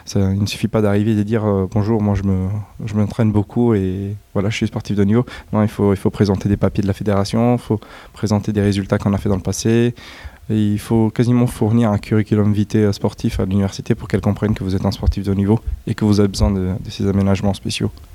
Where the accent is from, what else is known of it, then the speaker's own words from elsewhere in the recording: Italy; moi je suis italien